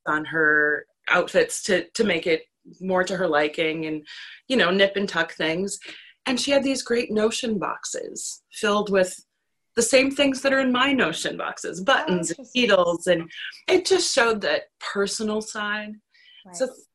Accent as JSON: {"language": "English", "region": "Minnesota", "country": "United States", "said": "I'm from Minnesota"}